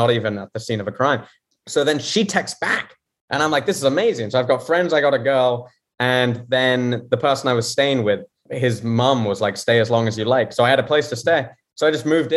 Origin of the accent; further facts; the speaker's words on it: London, United Kingdom; moved away as an adult; also born or lived in Connecticut; now in Columbus, United States; I'm from London, grew up there my whole life until I was 18, then went to college